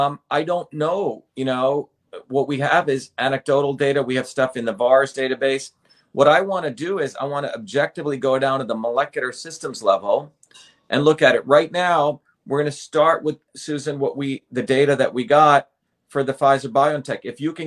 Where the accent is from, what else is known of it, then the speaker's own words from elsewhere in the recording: India; moved away; I think when I came from India to here, I think I had to take probably like tetanus or something many, many years ago, 1970.